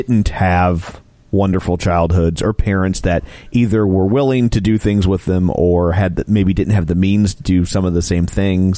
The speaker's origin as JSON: {"language": "English", "region": "Midwest", "country": "United States", "said": "we are goys from the Midwest."}